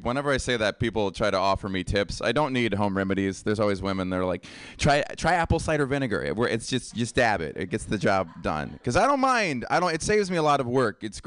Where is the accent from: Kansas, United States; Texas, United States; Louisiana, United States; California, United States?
Louisiana, United States; I'm Cajun. I'm from Louisiana. My family's from Louisiana.